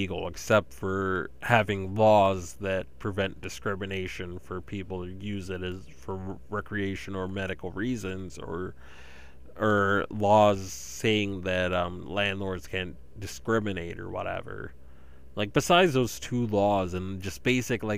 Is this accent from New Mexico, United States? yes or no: no; eastern Massachusetts, United States; I grew up in eastern Massachusetts